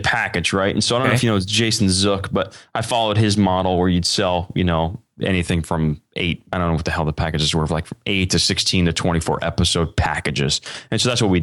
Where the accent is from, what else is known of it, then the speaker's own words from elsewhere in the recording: Iowa, United States; now in California, United States; I'm from Iowa, currently California.